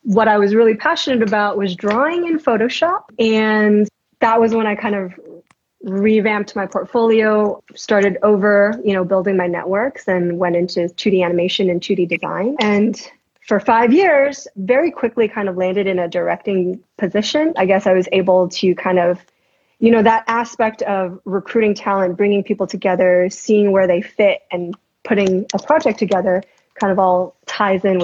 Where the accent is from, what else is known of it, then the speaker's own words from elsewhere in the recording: New York City, New York, United States; New York. So Queens, New York. Yeah. And that was like elementary school